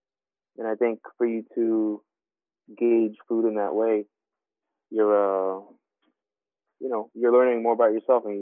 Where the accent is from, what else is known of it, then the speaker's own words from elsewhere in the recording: Philippines; now in United States; even I grew up in the Philippines, like, learning about, you know, Filipino culture, Filipino history.